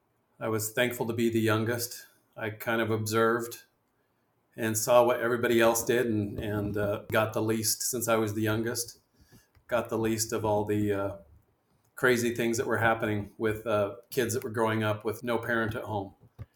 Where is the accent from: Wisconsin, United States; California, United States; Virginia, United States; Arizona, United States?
Arizona, United States; Mesa; also born or lived in Missouri; I mainly grew up in Mesa, Arizona.